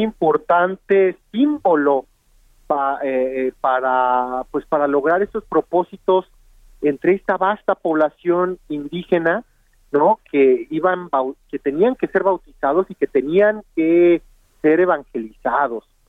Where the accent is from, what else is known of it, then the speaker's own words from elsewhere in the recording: Mexico; dónde venimos los mexicanos